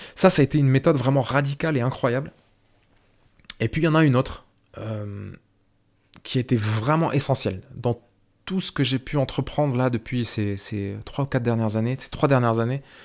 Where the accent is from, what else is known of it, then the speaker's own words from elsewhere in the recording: France; moved away as an adult; also born or lived in Ireland; je suis né en France, je suis franco-algérien